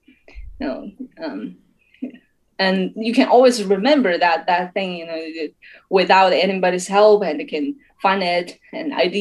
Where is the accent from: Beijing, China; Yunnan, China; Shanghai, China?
Yunnan, China; English is a second language; moved away as an adult; now in Chengdu, China; I was raised up in Yunnan.